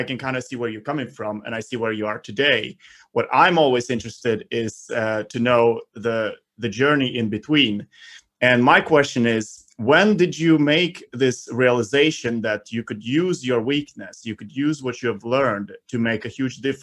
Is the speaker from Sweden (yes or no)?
yes; Stockholm, Stockholm County, Sweden; I'm from Sweden, Stockholm, Sweden.